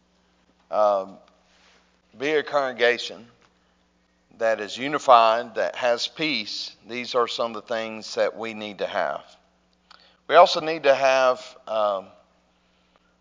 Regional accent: North Alabama, United States; I grew up in North Alabama, and I would say it's not too much different here.

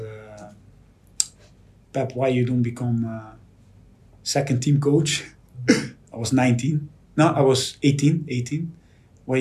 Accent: Netherlands; moved away as an adult; also born or lived in Porto; now in Liverpool, United Kingdom; if you're Dutch, you grew up with Cruyff

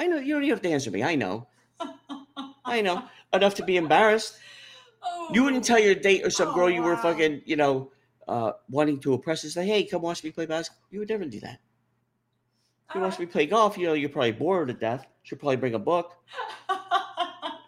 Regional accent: Union City, New Jersey, United States; also born or lived in Mount Holly, New Jersey; I grew up in Union City

